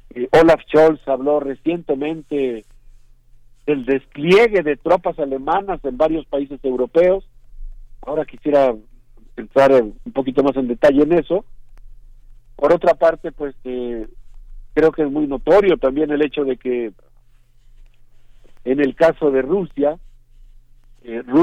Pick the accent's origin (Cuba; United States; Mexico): Mexico; yo creo que nosotros como sociedad mexicana, como universidad, pues tenemos conexiones con muchos de los países